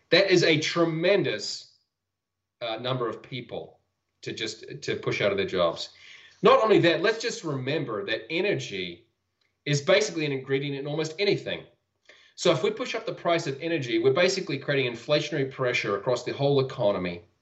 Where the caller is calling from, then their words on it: Utah, United States; I'm calling in from Utah in the United States.